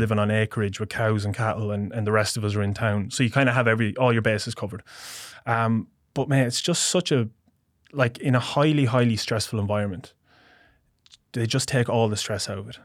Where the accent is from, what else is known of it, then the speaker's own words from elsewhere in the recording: Portlaoise, Leinster, Ireland; moved away as an adult; now in Australia; Midlands, my hometown, a place called Port Leash